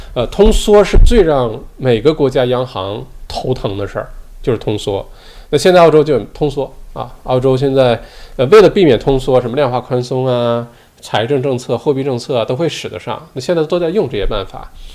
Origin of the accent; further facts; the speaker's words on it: China; now in Australia; 我小的时候在，在国内的时候就打冰球